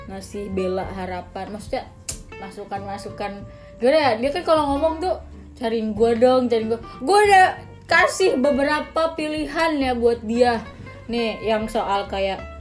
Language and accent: Indonesian; Java, Indonesia; Kan gue Jawa.